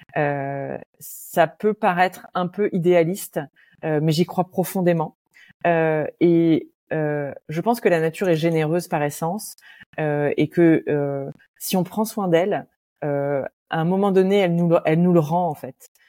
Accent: Roubaix, Hauts-de-France, France; moved away; dans mon enfance euh, à Roubaix

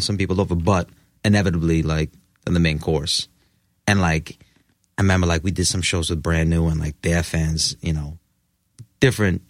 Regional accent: New York, United States; born and raised in New York

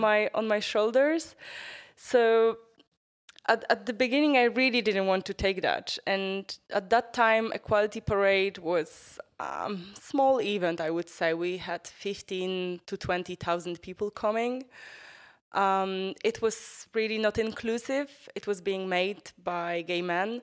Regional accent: northern Poland, Poland; now in Warsaw, Poland; I was growing up in a small city, uh, north of Poland

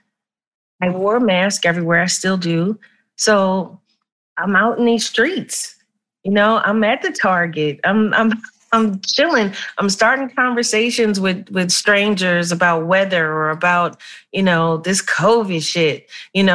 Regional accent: Philadelphia, Pennsylvania, United States; where I'm from North Philly

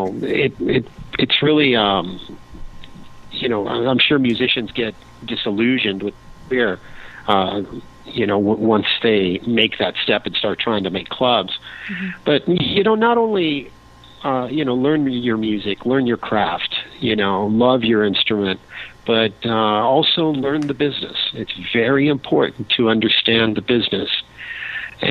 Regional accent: Cuba; I'm obviously from Cuba

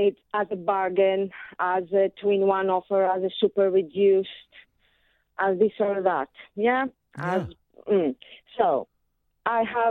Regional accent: Athens, Attica, Greece; now in United Kingdom; Born and raised in Athens.

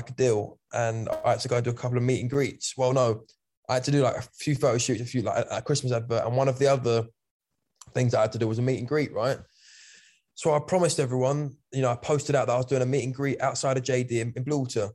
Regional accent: Kent, South East England, United Kingdom; I'm just from Kent

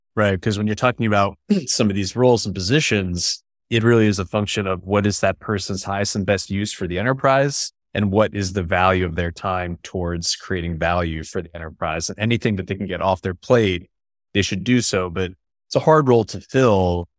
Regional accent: upstate New York, United States; I'm from upstate New York

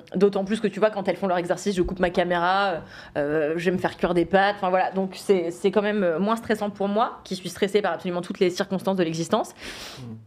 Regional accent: Levallois-Perret, Île-de-France, France; j'ai grandi à Levallois-Perret

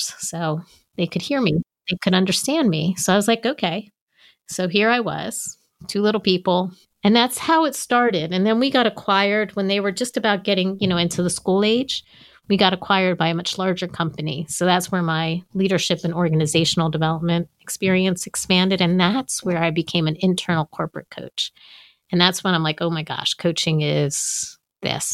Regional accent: United States; moved away as an adult; now in Maryland, United States; I'm from New York, New Jersey

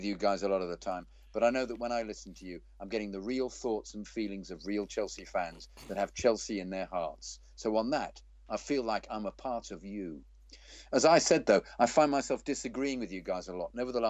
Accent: Zimbabwe; also born or lived in London, United Kingdom; I used to walk past there sometimes on my way home from work when I lived in London. Growing up in Zimbabwe, the only live European football you could watch was the FA Cup.

